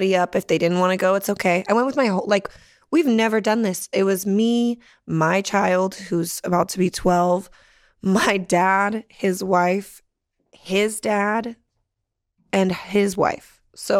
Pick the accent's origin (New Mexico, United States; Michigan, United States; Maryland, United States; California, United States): California, United States; Santa Barbara; moved away; also born or lived in San Jose; I grew up in San Jose and then Santa Barbara